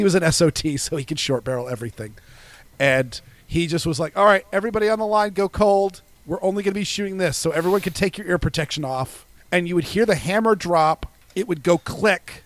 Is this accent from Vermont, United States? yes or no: no; Portland, Maine, United States; I grew up in the Portland, Maine region, which is extremely liberal white suburbia